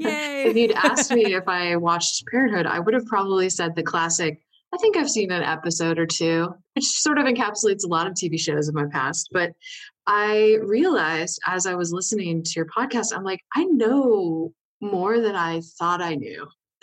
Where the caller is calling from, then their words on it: Kansas City, Missouri, United States; I am joining you from Kansas City, Missouri.